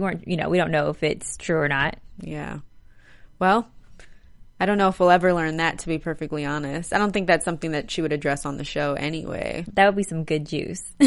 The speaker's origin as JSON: {"language": "English", "region": "New York", "country": "United States", "tie": "born or raised there", "moved": "yes", "said": "New York. That's my home state."}